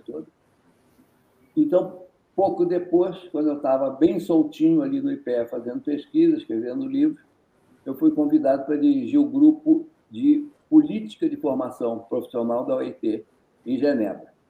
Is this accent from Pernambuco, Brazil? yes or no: no; Rio de Janeiro, Brazil; accent: resíduo de sotaque carioca; now in Minas Gerais, Brazil; Não é minha terra. Eu sou naturalizado, eu sou carioca